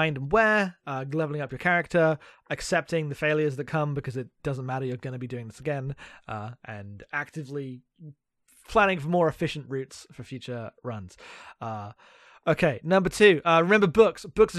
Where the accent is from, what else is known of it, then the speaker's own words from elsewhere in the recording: London suburbs, United Kingdom; I'm from England.